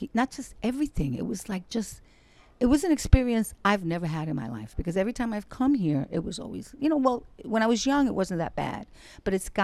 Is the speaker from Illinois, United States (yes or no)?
no; New York City, New York, United States; moved away as an adult; now in Fajardo, Puerto Rico; Tough little Puerto Rican, growing up in Brooklyn and Bed-Stuy, in the projects